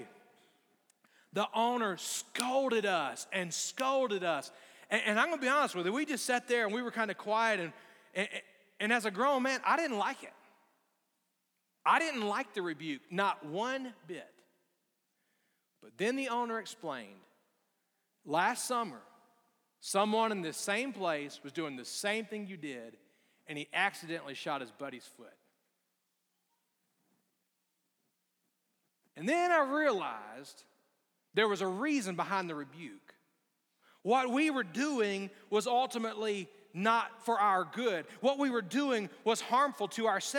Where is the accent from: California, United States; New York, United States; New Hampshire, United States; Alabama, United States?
Alabama, United States; moved away; growing up in Alabama